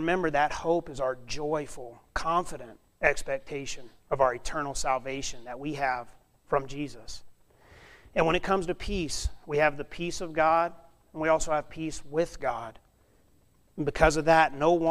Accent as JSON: {"language": "English", "region": "South Alabama", "country": "United States", "also_born_or_lived": "Montana", "moved": "as an adult", "lives_now": "Klamath Falls, United States", "said": "I'm from South Alabama. And we don't get this white stuff down there"}